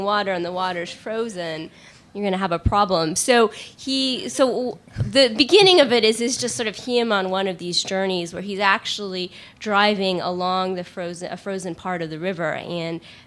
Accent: United States; I'm obviously an American

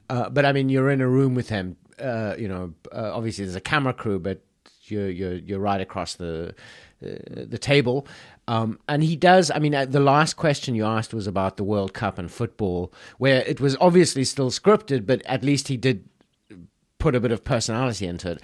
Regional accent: South Africa; a South African citizen

